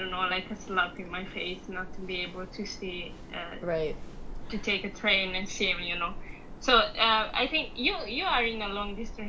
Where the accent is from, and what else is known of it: Italy; born or raised there; moved away as an adult; now in Japan